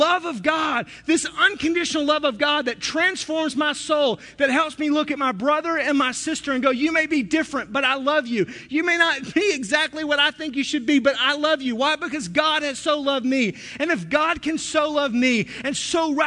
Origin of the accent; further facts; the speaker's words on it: the South, United States; moved away as an adult; now in Wisconsin, United States; I grew up in the South